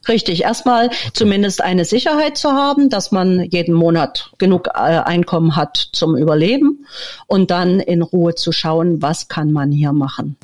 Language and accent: German; Leipzig, Saxony, Germany; moved away as an adult; also born or lived in Berlin; now in Villarrica, Paraguay; Ich bin in der DDR geboren und aufgewachsen, bin in Berlin geboren, habe äh, die meiste Zeit meines Lebens in Leipzig verbracht